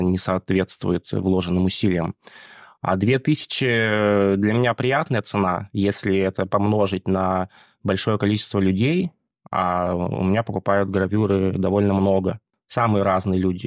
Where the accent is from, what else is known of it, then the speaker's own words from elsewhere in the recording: Barnaul, Altai Krai, Russia; moved away; я вообще родом из Барнаула